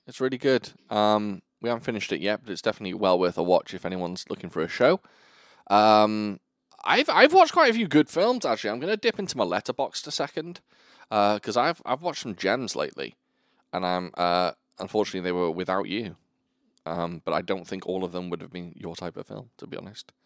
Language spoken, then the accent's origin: English; United Kingdom; I'm British